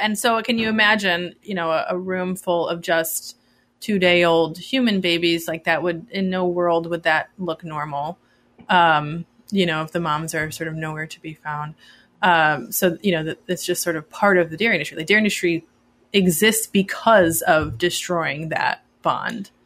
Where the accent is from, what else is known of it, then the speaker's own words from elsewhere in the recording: Midwest, United States; I grew up in the Midwest